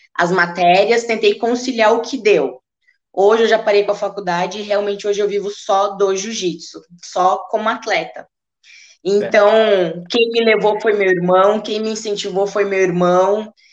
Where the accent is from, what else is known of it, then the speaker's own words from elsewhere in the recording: Rio Grande do Sul, Brazil; na minha região, que eu sou gaúcha